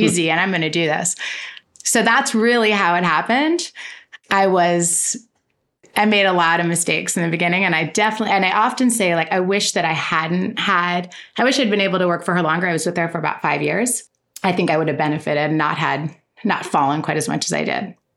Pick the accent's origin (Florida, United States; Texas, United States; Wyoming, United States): Florida, United States; west coast of; moved away as an adult; also born or lived in New York; moved back to my home state, which is Florida